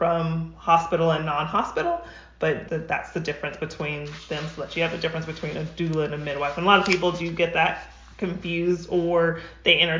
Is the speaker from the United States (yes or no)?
yes; New Mexico, United States; now in Rancho Cucamonga, United States; I'm originally from New Mexico. I'm not a California native.